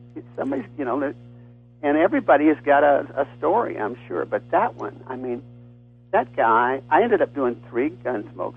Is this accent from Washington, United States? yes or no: no; Texas, United States; I'm from Texas